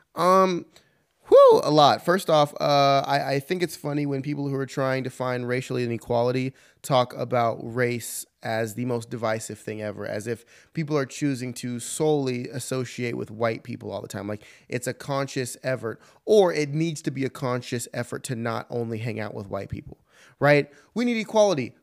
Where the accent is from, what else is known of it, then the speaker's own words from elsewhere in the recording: California, United States; moved away; I'm from California originally, don't live there anymore